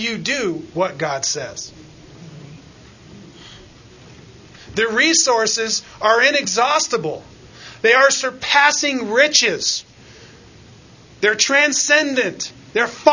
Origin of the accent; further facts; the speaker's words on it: United States; we have it so good in the safety and the freedom that we have as American citizens